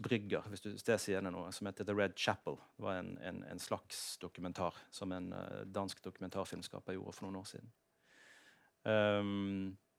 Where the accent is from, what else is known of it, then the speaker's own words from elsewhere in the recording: Norway; jeg er jo norsk